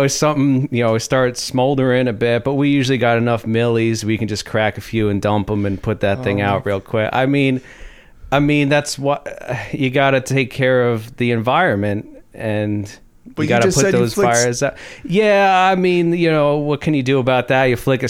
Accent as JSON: {"language": "English", "region": "Texas", "country": "United States", "also_born_or_lived": "California", "said": "Well, originally Texas, and I lived in Cali for a while"}